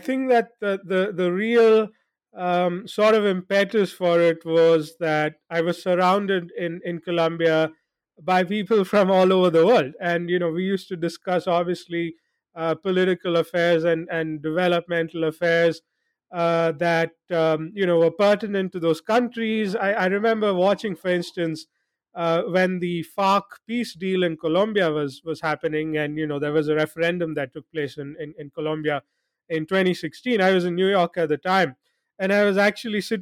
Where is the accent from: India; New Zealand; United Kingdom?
India; also born or lived in Jakarta, Indonesia; I spent a significant part of my childhood abroad before coming back to India when I was about seven or eight years of age